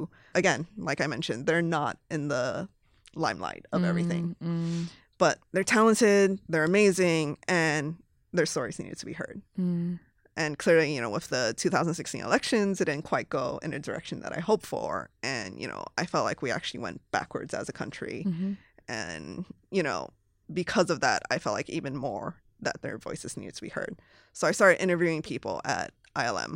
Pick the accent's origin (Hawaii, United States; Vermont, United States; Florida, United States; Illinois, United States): Hawaii, United States; moved away as an adult; also born or lived in Los Angeles / San Francisco; I was born and raised in Hawaii